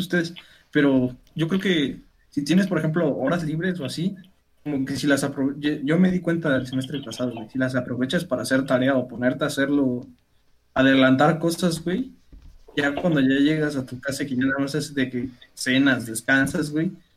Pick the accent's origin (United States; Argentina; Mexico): Mexico; Teziutlán, Puebla; lo que nosotros conocemos como bolillo aquí en Teciutlán